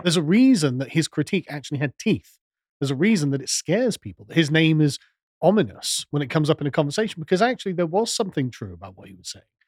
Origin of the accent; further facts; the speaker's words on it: England, United Kingdom; I'm an Englishman